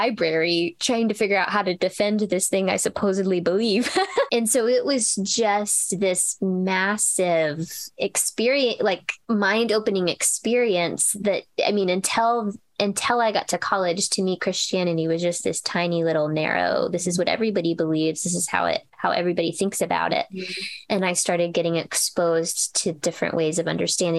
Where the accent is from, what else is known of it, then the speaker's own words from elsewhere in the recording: Oklahoma, United States; I was raised in Southern Baptist in Oklahoma, in a very evangelical, conservative setting